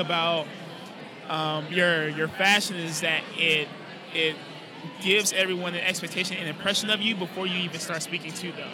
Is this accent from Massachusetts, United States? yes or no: no; West Palm Beach, Florida, United States; moved away as an adult; now in Tampa, United States; I'm originally from West Palm Beach